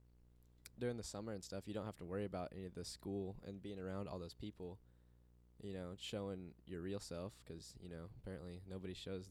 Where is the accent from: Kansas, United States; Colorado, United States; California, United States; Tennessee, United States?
Kansas, United States; Coffeyville; we are from Coffeyville, Kansas.